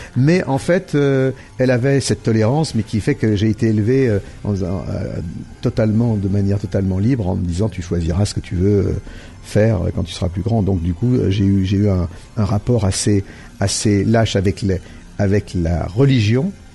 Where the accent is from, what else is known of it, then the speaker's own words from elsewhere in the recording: Lyon, Auvergne-Rhône-Alpes, France; je viens de, donc de Lyon et de, mes, mes, mes parents et mes, les familles de mon père et de ma mère sont lyonnais et les deux.